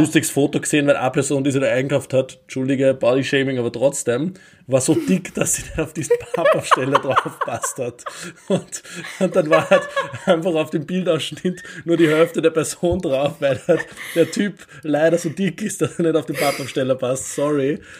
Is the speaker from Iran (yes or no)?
no; Vöcklabruck, Upper Austria, Austria; mit zwölf Jahren den Fanclub des FC Vöcklerbrucks, meine Heimatstadt, gegründet.